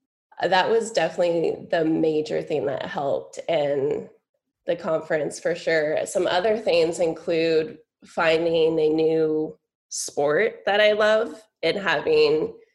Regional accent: California, United States; moved away as an adult; now in Connecticut, United States; growing up in California, there's many more natives, many more tribes.

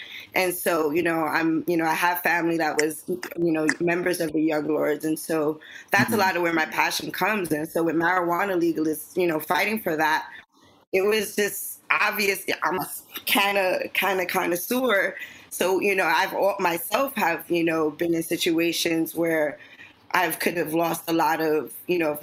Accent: New York City, New York, United States; I'm passionate Latina, born and raised in East Harlem

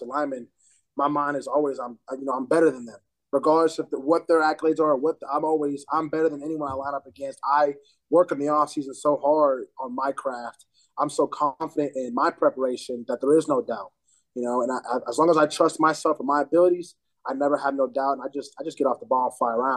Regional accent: Oklahoma, United States; moved away as an adult; also born or lived in Missouri; now in South Dakota, United States; I'm from Missouri, but was raised in Oklahoma a lot of my life

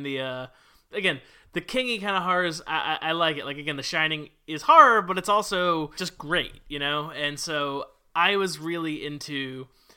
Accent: Ramsey, New Jersey, United States; I went to Don Bosco Preparatory High School for Boys in Ramsey, New Jersey

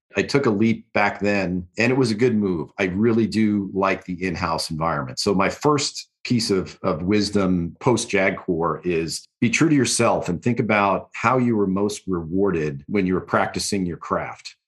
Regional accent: New York, United States; moved away; also born or lived in California; I'm from New York originally

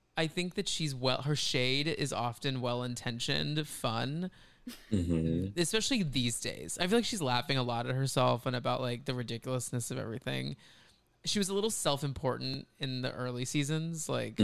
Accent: Texas, United States; And we grew up in Texas, Kix and I.

